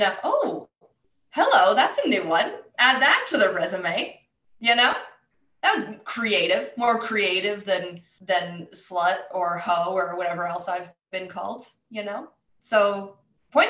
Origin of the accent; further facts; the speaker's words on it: Canada; I am Canadian